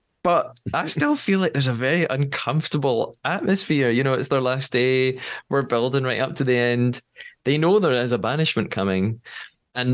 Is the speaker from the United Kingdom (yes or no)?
yes; United Kingdom; As a British person, we don't pronounce it like this